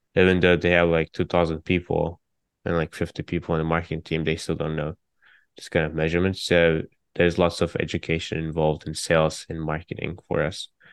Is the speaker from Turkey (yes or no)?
yes; Turkey; now in San Francisco, United States; I'm from Turkey